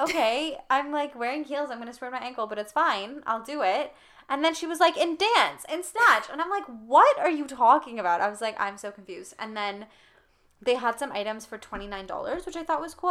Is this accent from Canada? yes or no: yes; Canada; we grew up in Canada for the most part